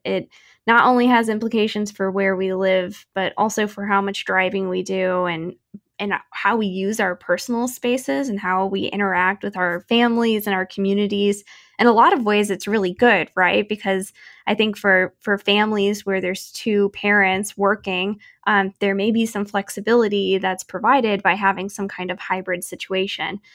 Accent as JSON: {"language": "English", "town": "Wildwood", "region": "Missouri", "country": "United States", "tie": "born or raised there", "moved": "yes", "said": "my hometown of Wildwood, Missouri"}